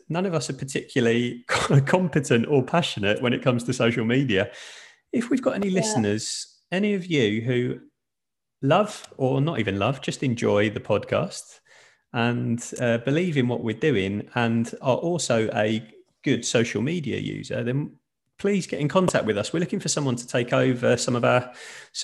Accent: England, United Kingdom; moved away as an adult; now in Sweden; me living in Sweden, I'm obviously English

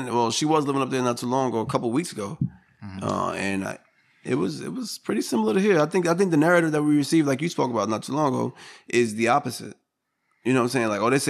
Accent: Long Island, New York, United States; moved away; I'm from Long Island.

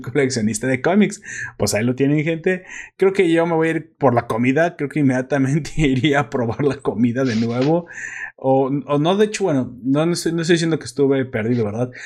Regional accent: Mexico; also born or lived in Guadalajara, Jalisco; sé cómo hablan los españoles y sé cómo hablamos los mexicanos

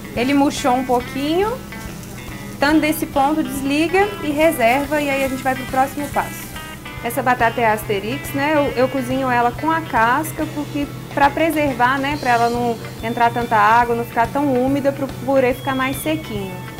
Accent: Minas Gerais, Brazil; a gente é mineiro

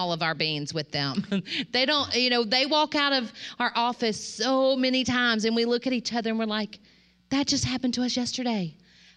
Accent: Mississippi, United States; I grew up in Mississippi, way out in the country

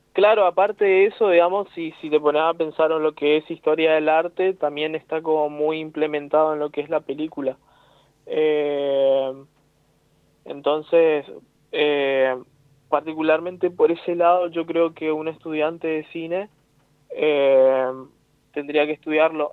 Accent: Corrientes, Argentina; Corrientes, digamos, donde yo nací, donde soy criado

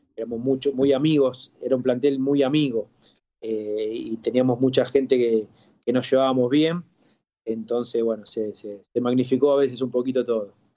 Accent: Argentina; also born or lived in Spain; de aquí de Argentina

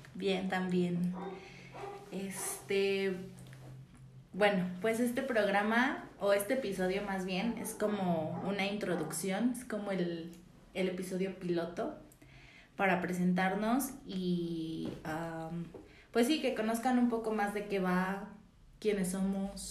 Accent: Mexico City, Mexico; tengo 24 años, soy chilanga

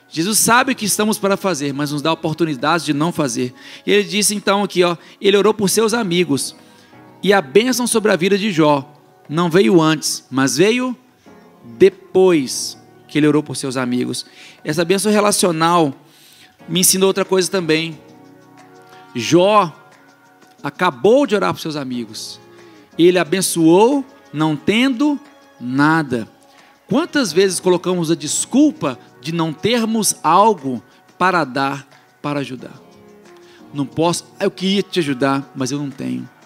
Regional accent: Belo Horizonte, Minas Gerais, Brazil; now in Calgary, Canada; Eu sou de Minas e um monte de gente aqui é de Minas. Eu sou de BH, minha família é do interior.

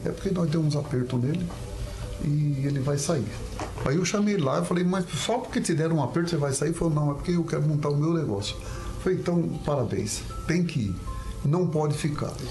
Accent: Cidade Gaúcha, Paraná, Brazil; also born or lived in São Paulo state / Douradina; eu nasci no estado de São Paulo, me criei em Cidade Gaúcha e já vim de Cidade Gaúcha para Douradina com 16 para 17 anos.

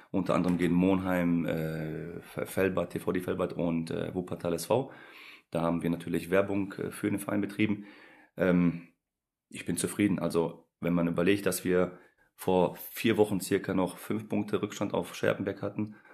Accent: Poland; war Jugendnationalspieler in der U16 für, für mein Heimatland Polen.

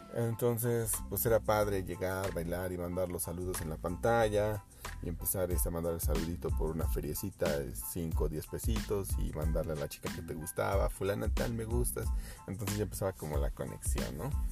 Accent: Mexico; somos los mexicanos

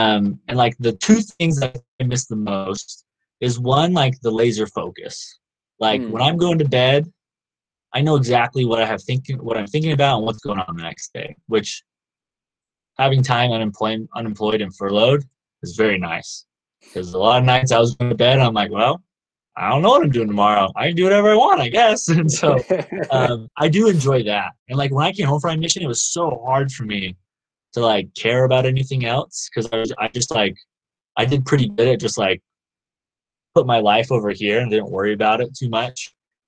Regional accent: the South, United States; now in Provo, United States; I grew up in the South, obviously, and like people talk to each other a lot more there. But here in Utah

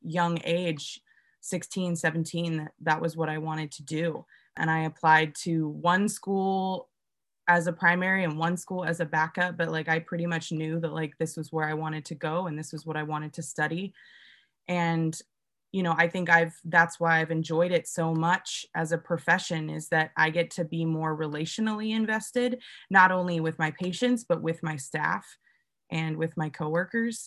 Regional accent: Pacific Northwest, United States; moved away; I'm originally from the Pacific Northwest

